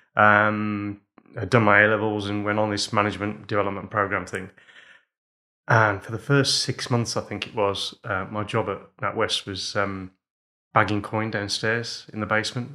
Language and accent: English; Wolverhampton, West Midlands, United Kingdom; we grew up in pubs, so when I was two weeks old, uh, we moved into our first pub in Wolverhampton